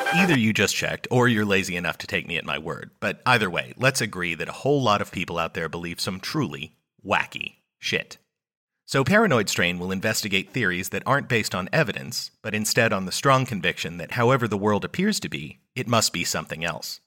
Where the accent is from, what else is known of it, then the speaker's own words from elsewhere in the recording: United States; I'm an American